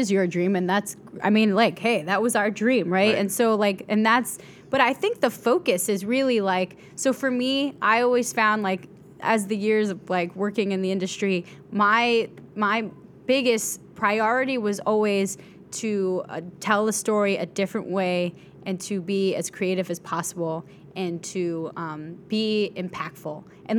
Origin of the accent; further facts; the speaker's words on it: Bronx, New York, United States; I came from the Bronx. I'm an educated mofo.